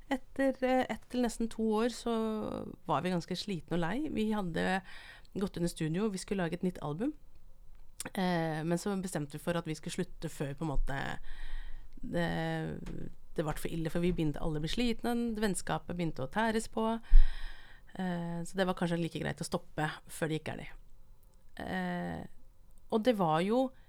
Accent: Brumunddal, Innlandet, Norway; moved away as an adult; Jeg kommer fra Brumunddalen

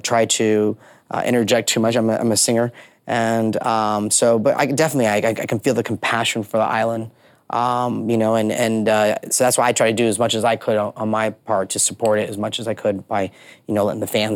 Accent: Orlando, Florida, United States; a kid growing up in Orlando

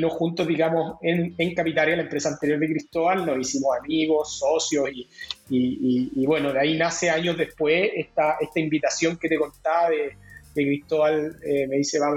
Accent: Chile; Ambos coincidimos siendo chilenos, no nos conocimos en Chile, nos conocimos allá en Nueva York.

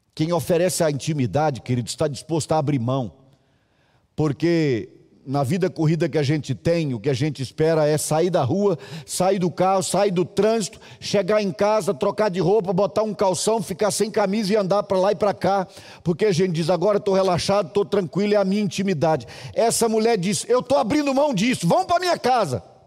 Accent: Minas Gerais, Brazil; moved away; also born or lived in Brasília; E eu me lembro na minha adolescência em Minas, na minha infância

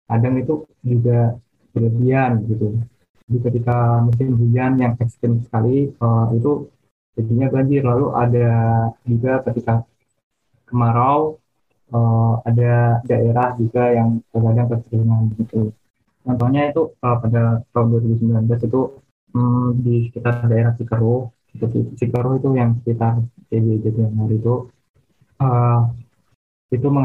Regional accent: Rembang, Central Java, Indonesia; Hmm, kalau daerah aku sih ini Rembang Jawa Tengah ya.

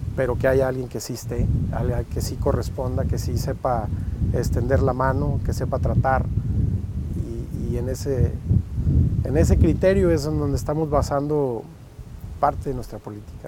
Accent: Montemorelos, Nuevo León, Mexico

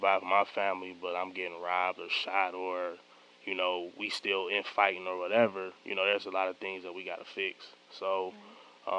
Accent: Detroit, Michigan, United States; I grew up on East Warren

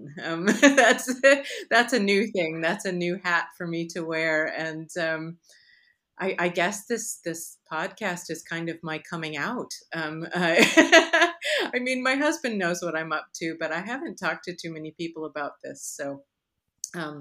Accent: Chicago, Illinois, United States; moved away; also born or lived in Michigan; I grew up in the Midwest. I was born in Michigan, grew up in Chicago area, lived many years after that in Michigan

